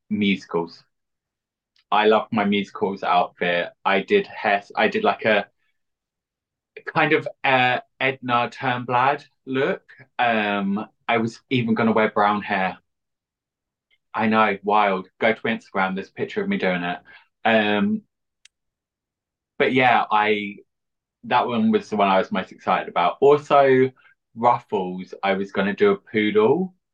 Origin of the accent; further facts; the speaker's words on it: East of England, United Kingdom; now in London, United Kingdom; Originally from Essex, but now I'm in East London.